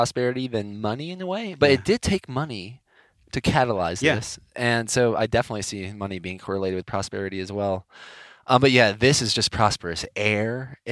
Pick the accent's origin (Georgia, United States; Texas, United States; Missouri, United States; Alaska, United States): Georgia, United States; moved away as an adult; also born or lived in Miami, Florida; I went from kindergarten to college. I was mostly in Georgia.